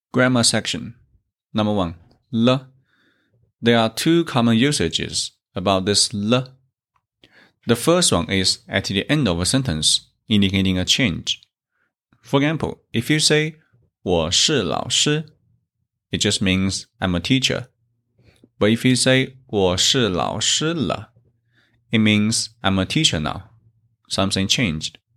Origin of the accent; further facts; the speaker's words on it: China; from China